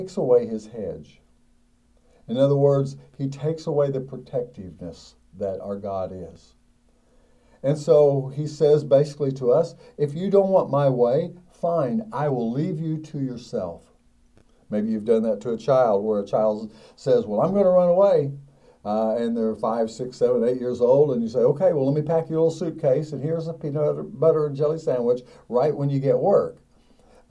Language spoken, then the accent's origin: English; United States; I as an American